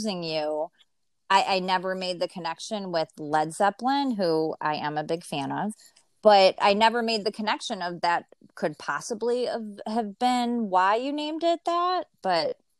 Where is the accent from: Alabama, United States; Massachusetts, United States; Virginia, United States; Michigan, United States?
Michigan, United States; Farmington Hills; also born or lived in Dallas, Texas / Chicago, Illinois; now in Grosse Pointe, United States; I grew up in Farmington Hills